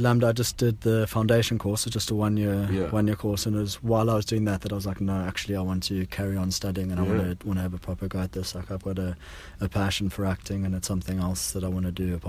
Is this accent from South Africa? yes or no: yes; Johannesburg, Gauteng, South Africa; moved away; I grew up in Johannesburg in South Africa and basically started doing stunts over there when I was a kid.